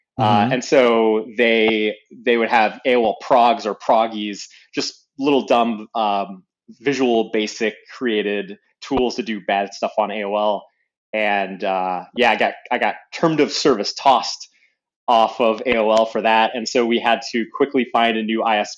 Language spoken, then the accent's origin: English; Dearborn, Michigan, United States; Yep. Yeah, I grew up in Dearborn, Michigan.